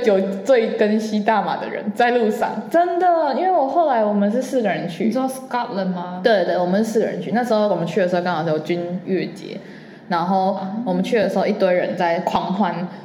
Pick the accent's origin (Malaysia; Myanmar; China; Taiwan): Taiwan; 因为我们台湾人太多美食了，然后所有人都外食，又方便又便宜